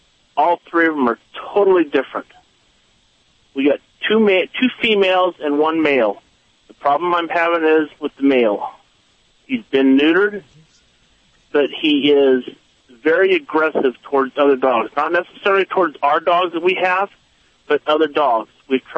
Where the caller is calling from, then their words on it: Garden Grove, California, United States; I'm calling from Garden Grove.